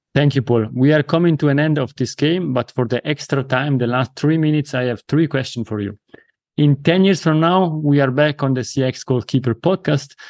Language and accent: English; Italy; accent: Italian; first language Italian; English is a second language; my mother tongue is Italian.